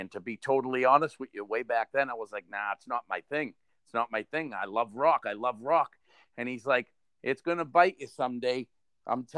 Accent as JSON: {"language": "English", "town": "Everett", "region": "Massachusetts", "country": "United States", "said": "We came from Everett"}